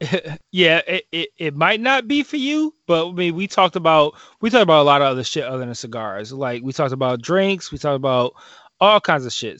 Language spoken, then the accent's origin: English; Detroit, Michigan, United States; we're from Detroit.